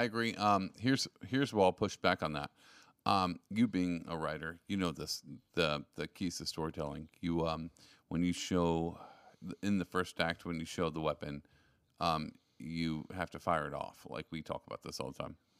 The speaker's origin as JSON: {"language": "English", "region": "Texas", "country": "United States", "said": "I'm from Texas"}